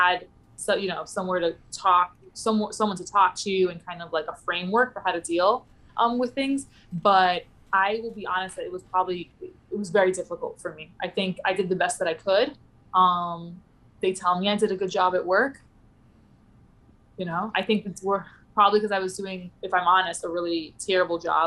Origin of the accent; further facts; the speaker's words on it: New York City, New York, United States; also born or lived in Pittsburgh; I'm from the Bronx. I'm like, well, I live in the Upper West Side now